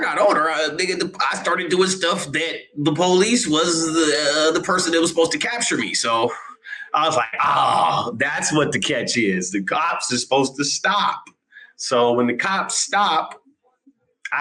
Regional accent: Seattle, Washington, United States; I'm Seattle, Washington, man, 206 native, South End, Seattle, Washington.

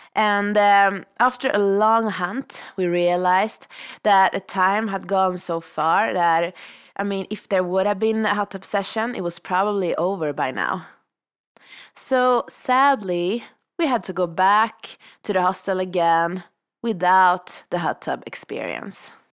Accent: Sweden; moved away as an adult; now in Revelstoke, Canada

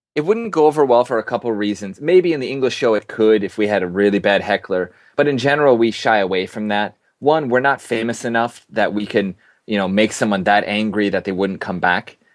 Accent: Minnesota, United States; moved away as an adult; also born or lived in Osaka, Japan / Australia / England; now in Tokyo, Japan; I'm from Minnesota

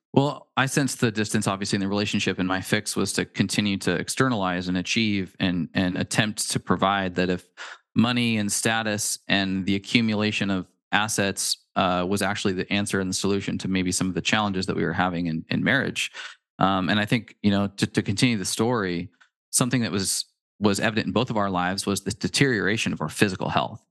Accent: Pacific Northwest, United States; We're from the Pacific Northwest

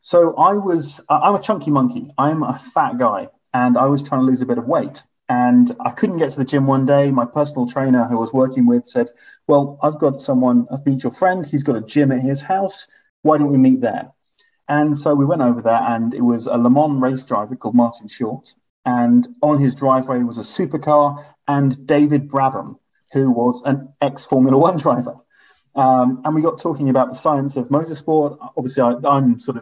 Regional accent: Hong Kong; I was growing up in Hong Kong

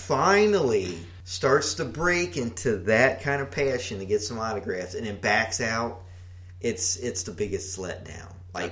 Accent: Kentucky, United States; since we're from Kentucky, I look in the tri-state area.

